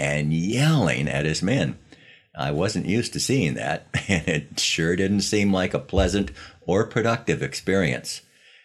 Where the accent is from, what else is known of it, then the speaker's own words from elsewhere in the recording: Los Angeles, California, United States; the pictures of my hometown